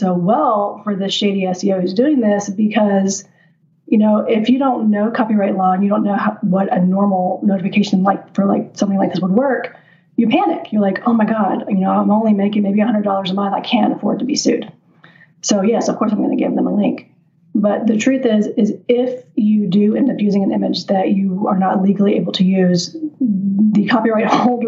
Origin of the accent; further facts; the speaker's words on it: Nashville, Tennessee, United States; also born or lived in Netherlands; now in Las Vegas, United States; I'm from the Nashville area